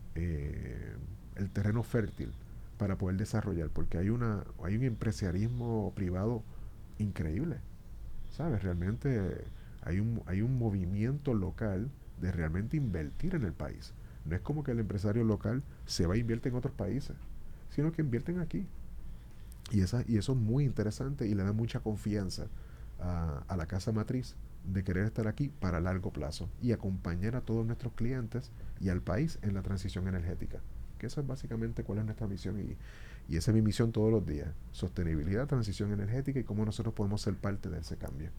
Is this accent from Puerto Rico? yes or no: yes; Puerto Rico; now in Dominican Republic; Puerto Rico, que yo soy, puertorriqueño